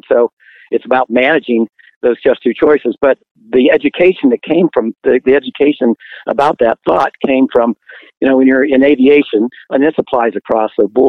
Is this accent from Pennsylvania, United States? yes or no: yes; Pittsburgh, Pennsylvania, United States; moved away; I'm actually from Pittsburgh